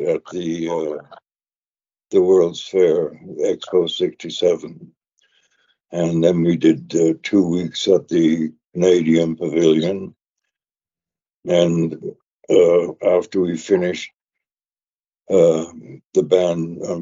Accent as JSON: {"language": "English", "region": "London", "country": "United Kingdom", "tie": "born or raised there", "moved": "yes", "said": "I was born in London"}